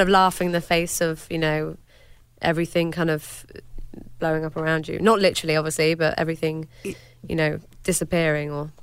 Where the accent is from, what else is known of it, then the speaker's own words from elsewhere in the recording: United Kingdom; I'm British